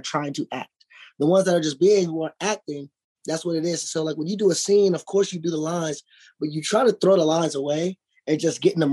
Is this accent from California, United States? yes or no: yes; Los Angeles, California, United States; also born or lived in Dallas, Texas / Inglewood / Compton; I moved here when I was 5. So I'm really from